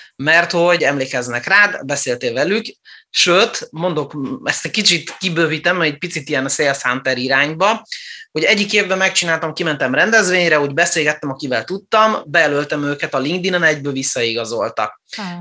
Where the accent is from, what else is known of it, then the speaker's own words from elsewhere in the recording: Transylvania, Romania; moved away; also born or lived in Germany; Erdélyben születtem, és olyan városban nőttem fel, ahol román óvodába, román iskolába jártam, egészen a hetedik osztályig